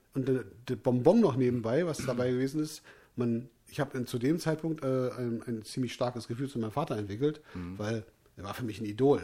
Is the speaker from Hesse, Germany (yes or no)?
no; North Rhine-Westphalia, Germany; ich komme aus, aus, aus, aus Nordrhein-Westfalen